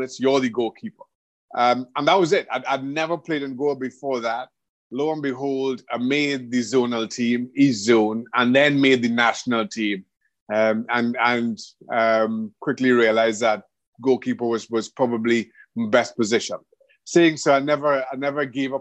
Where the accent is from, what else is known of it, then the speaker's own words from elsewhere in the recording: Trinidad & Tobago; moved away as an adult; also born or lived in England / United States; I grew up in Trinidad and Tobago